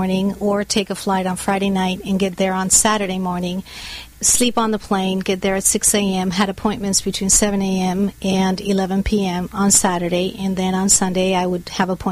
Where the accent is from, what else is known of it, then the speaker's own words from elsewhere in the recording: Bogotá, Colombia; now in United States; I was born and raised in Bogota, Colombia, in South America.